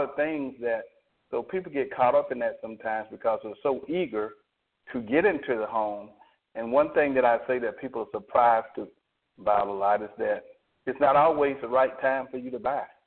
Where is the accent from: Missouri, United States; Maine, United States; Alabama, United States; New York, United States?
Alabama, United States